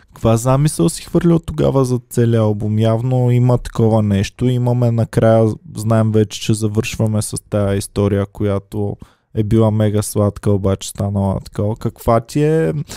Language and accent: Bulgarian; Stara Zagora, Stara Zagora Province, Bulgaria; moved away; за това, че съм се запазил, аз съм от Стара Загора, и че съм се запазил частично поне начина на говорене.